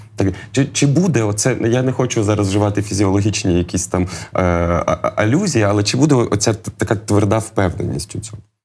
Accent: Lviv, Lviv Oblast, Ukraine; ми зі Львова, ми помаранчеві

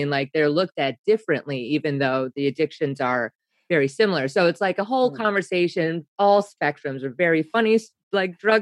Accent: Wisconsin, United States; I'm from Wisconsin

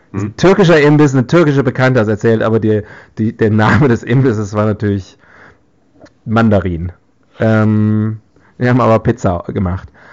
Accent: West Germany, Germany; ich als Westdeutscher

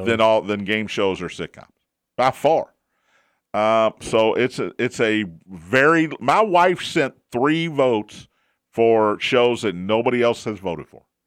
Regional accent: Kentucky, United States; I'm from Kentucky

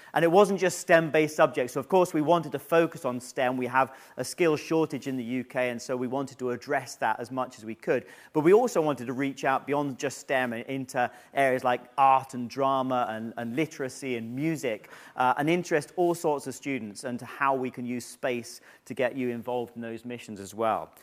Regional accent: United Kingdom; being selected as a British astronaut

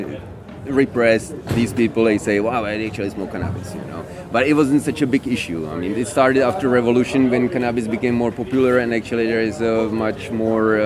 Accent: Prague, Czechia; I'm from Czech Republic, from Prague.

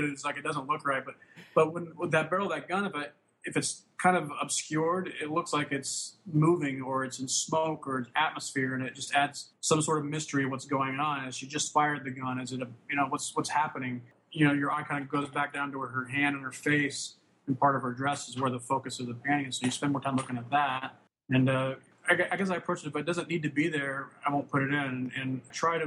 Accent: Wyoming, United States; also born or lived in Casper, Wyoming / Lusk, Wyoming / Gillette, Wyoming; I grew up in Wyoming, the middle of nowhere.

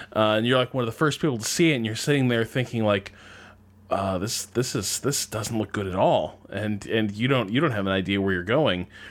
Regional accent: United States; being an American

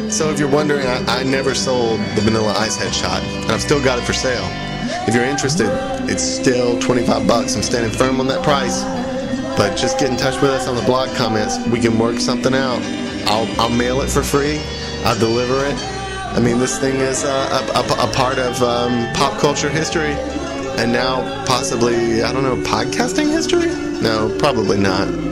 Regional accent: Sarepta, Louisiana, United States; moved away; my hometown of Sarepta, Louisiana

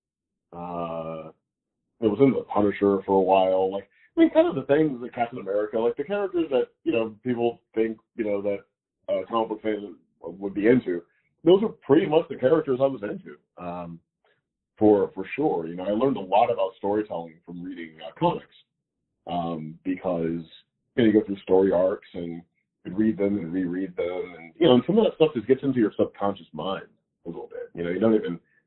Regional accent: Missouri, United States; moved away as an adult; also born or lived in New York; I'm from Missouri

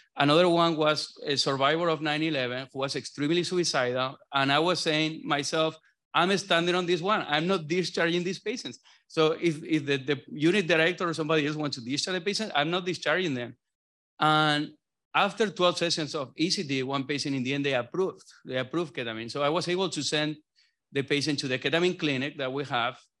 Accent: southern Spain, Spain; moved away as an adult; now in Boston, United States; I'm from South Spain

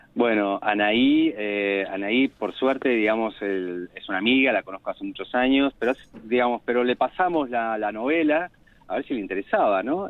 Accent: Martínez, Buenos Aires Province, Argentina; nací en Martínez

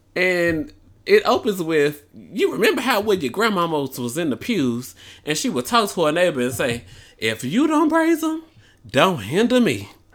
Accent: Memphis, Tennessee, United States; moved away; I might need to move back to my hometown

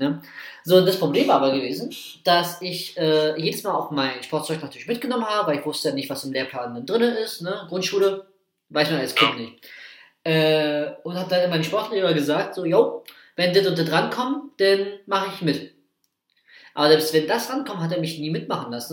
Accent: Prenzlau, Brandenburg, Germany; auf Freilichtbühne bei uns in Prenzlau

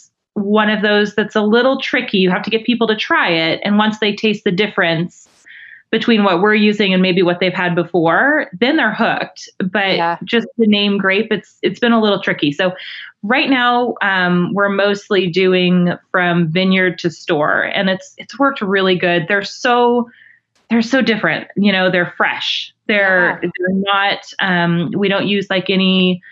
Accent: Alaska, United States; now in Oregon, United States; I'm a transplant. I'm from Alaska.

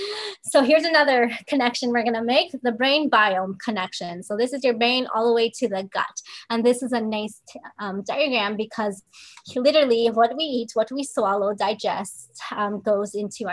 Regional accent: Philippines; And I didn't grow up on turmeric either. You know, I'm actually Filipina.

